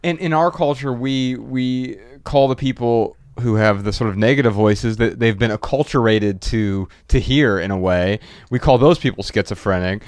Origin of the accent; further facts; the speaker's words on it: United States; I'm American.